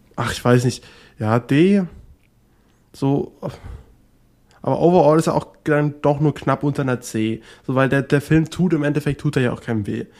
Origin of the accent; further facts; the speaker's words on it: near Potsdam, Brandenburg, Germany; ich bin da ganz in der Nähe aufgewachsen. Das ist da in der Nähe von Potsdam und genau da ähm, ist auch mein kleiner Heimatort